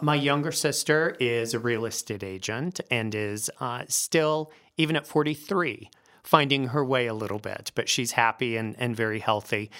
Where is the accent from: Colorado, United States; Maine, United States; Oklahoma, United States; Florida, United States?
Colorado, United States; Northglenn; also born or lived in Philadelphia; I actually, uh, grew up here. I'm, I think I'm the only Denver native in the entire